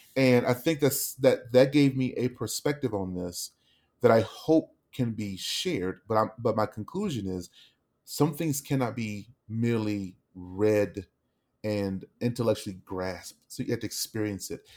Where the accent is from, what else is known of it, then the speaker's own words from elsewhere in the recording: Dallas, Texas, United States; now in Denver, United States; we're from Dallas